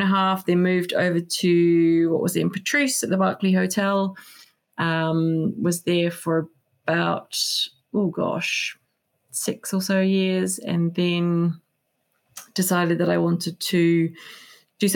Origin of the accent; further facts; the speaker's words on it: New Zealand; moved away as an adult; now in United Kingdom; I grew up in New Zealand, surrounded by beautiful produce